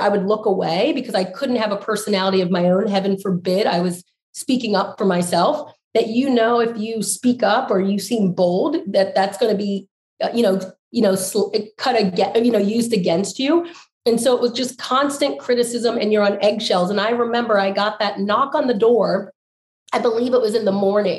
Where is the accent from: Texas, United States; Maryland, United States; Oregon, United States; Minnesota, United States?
Maryland, United States; my home state of Maryland